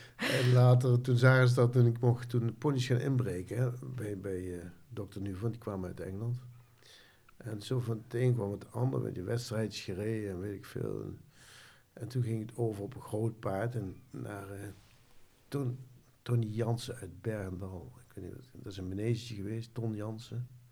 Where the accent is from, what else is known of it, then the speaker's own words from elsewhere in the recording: Nijmegen, Gelderland, Netherlands; Ik ben geboren in Nijmegen aan de Graaseweg.